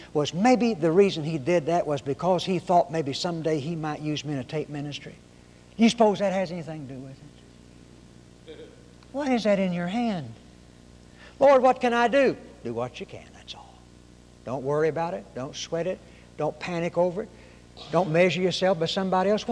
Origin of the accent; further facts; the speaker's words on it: Arkansas, United States; also born or lived in Oklahoma; now in Texas, United States; I was born in Oklahoma, raised in Arkansas, and live in Texas